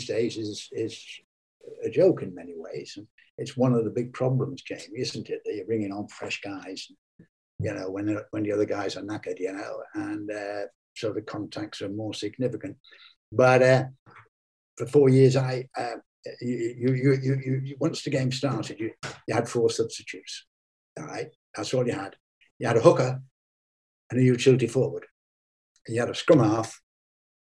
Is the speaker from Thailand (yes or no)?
no; Ireland; also born or lived in England (Lancashire); now in England; I'm Irish born with Irish parents and grandparents. I'm totally Irish.